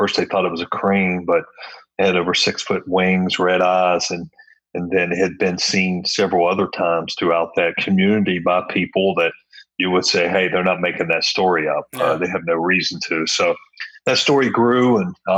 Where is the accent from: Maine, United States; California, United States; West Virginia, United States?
West Virginia, United States; Point Pleasant; moved away as an adult; now in Florida, United States; had a great childhood and a great time there, and a lot of great memories there in that small town